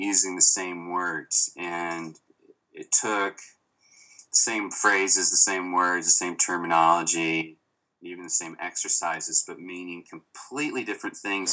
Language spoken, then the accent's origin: English; Little Rock, Arkansas, United States; moved away; I come from Little Rock, Arkansas. And they do have improv now, but when I was growing up, they certainly did not